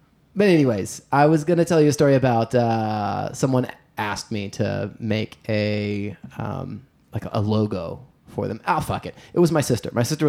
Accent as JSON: {"language": "English", "region": "Louisiana", "country": "United States", "said": "Sexy alligators, because I'm from Louisiana."}